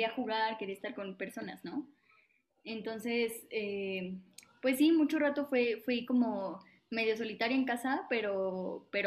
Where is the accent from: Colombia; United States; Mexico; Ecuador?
Mexico; San Juan del Río, Querétaro; Así es, soy